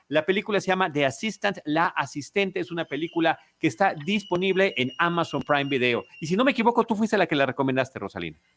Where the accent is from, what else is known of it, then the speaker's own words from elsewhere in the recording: Mexico; now in Mexico City, Mexico; podemos identificarnos como mexicanos por completo